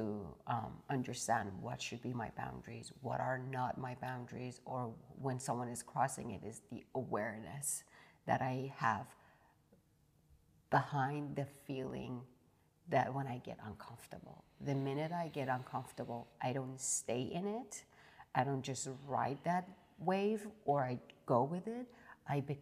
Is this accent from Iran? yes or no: yes; Iran; moved away; also born or lived in London; someone who grew up in Iran and the culture shock to move to London and then here and then so many cities